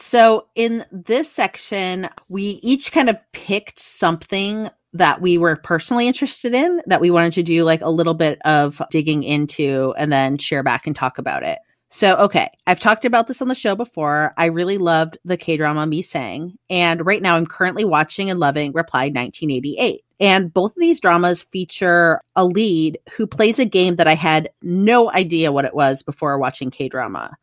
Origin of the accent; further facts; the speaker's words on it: Midwest, United States; moved away as an adult; now in Australia; I grew up in the Midwest